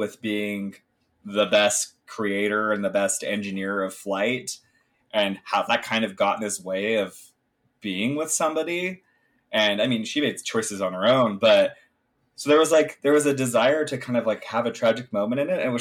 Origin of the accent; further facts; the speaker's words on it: United States; I'm an American